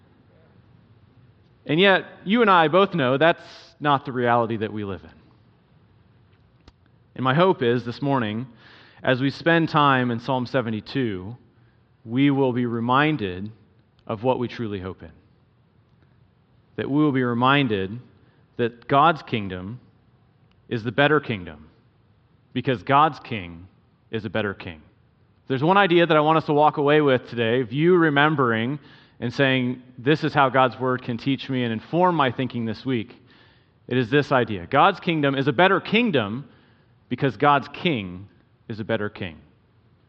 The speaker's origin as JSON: {"language": "English", "region": "South Carolina", "country": "United States", "tie": "born or raised there", "also_born_or_lived": "Wisconsin / Michigan", "moved": "as an adult", "said": "I was born and raised in South Carolina, so I'm an East Coaster"}